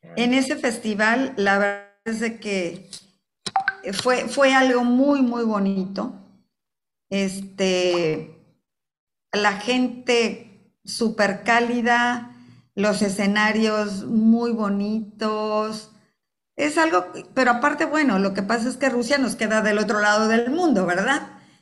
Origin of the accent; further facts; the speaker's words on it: Coatzacoalcos, Veracruz, Mexico; also born or lived in Mexico City; me regresé a mi ciudad natal, Coatzacoalcos